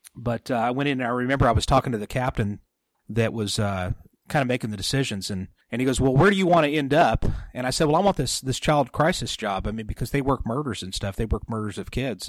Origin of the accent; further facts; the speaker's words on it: San Jose, then Sutter Creek area, California, United States; I was born in San Jose, California